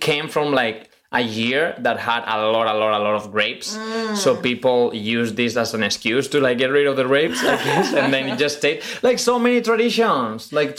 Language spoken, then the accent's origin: English; Spain; now in New York, United States; But I'm from Spain. I was raised Catholic in a very traditional home with very strict rules about gender, about sexuality.